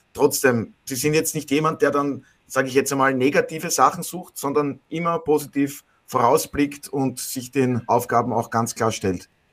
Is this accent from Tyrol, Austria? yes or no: no; Burgenland, Austria; ich als Burgenländer